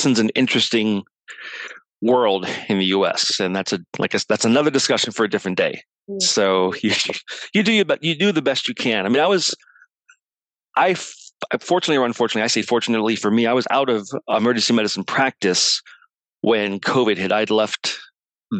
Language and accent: English; Dayton, Ohio, United States; moved away as an adult; also born or lived in Michigan; now in San Francisco, United States; I grew up in the Midwest, Dayton, Ohio. Yep. Dayton, Ohio. That's where I was born.